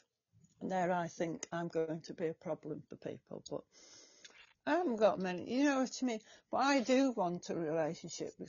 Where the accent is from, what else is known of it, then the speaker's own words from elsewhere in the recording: England, United Kingdom; from England